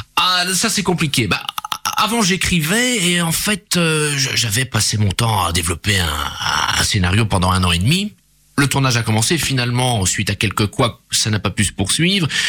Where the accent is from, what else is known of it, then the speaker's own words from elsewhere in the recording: Charleroi, Wallonia, Belgium; je suis né à Charleroi